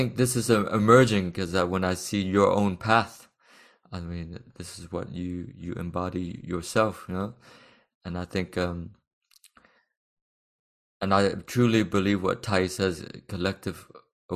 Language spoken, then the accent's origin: English; Texas, United States; born or raised there; moved away as an adult; now in France